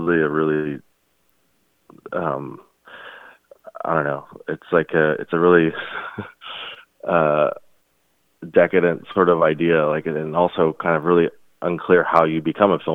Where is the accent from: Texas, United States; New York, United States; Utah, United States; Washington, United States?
Texas, United States; Houston; we grew up in Houston.